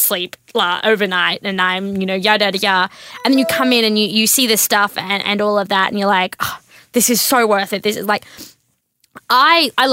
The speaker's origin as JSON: {"language": "English", "country": "Australia", "tie": "born or raised there", "also_born_or_lived": "Washington", "moved": "as an adult", "said": "I grew up in the country. Like, my hometown has like 10 statues of cows"}